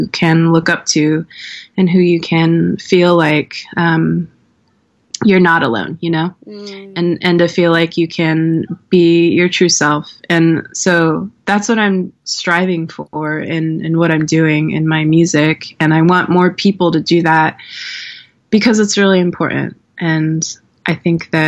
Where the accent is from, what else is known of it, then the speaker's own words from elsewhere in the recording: Swinomish Indian Tribal Community, Washington, United States; now in Portland, United States; When I was growing up in Swinomish, I wasn't out as a queer person